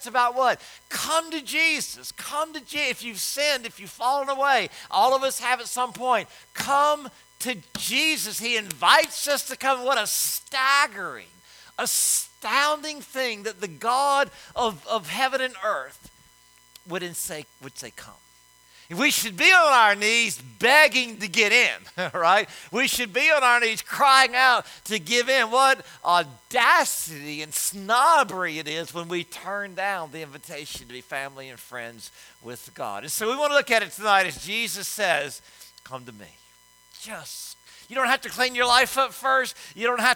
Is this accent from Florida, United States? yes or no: no; Louisiana, United States; I'm from Louisiana